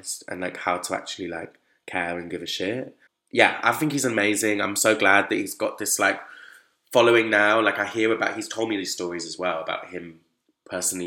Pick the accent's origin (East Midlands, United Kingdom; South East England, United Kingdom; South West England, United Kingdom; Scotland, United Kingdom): South West England, United Kingdom; Bristol; I wasn't from London, I come from Bristol